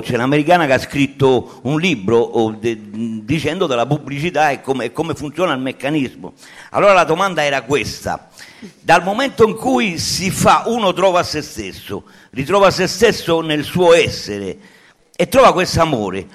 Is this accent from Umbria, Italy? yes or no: no; Sardinia, Italy; moved away; sono sardo, sono mezzi ribelli là